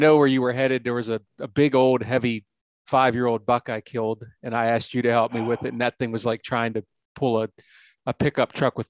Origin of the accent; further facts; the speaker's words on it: Pennsylvania, United States; also born or lived in Ohio; I love my home state of Pennsylvania